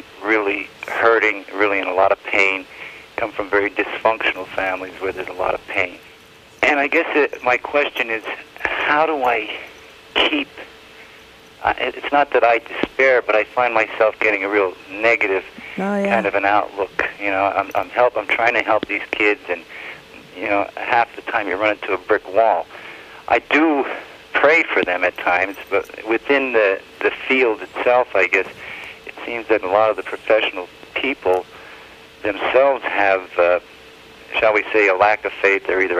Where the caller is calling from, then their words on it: Ringtown, Pennsylvania, United States; Pennsylvania, Ringtown, Pennsylvania.